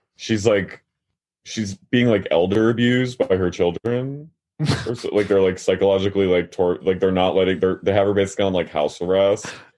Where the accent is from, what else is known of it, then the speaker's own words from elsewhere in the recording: Haddonfield, New Jersey, United States; I'm from Haddonfield, New Jersey